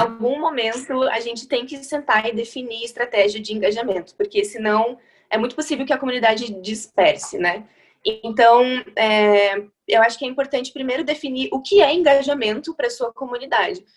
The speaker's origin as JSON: {"language": "Portuguese", "town": "Chapecó", "region": "Santa Catarina", "country": "Brazil", "also_born_or_lived": "Curitiba", "moved": "yes", "lives_now": "São Paulo, Brazil", "said": "eu sou de Chapecó, no interior de Santa Catarina, mas eu morei em Curitiba durante muitos anos e agora faz um ano que eu tô em São Paulo"}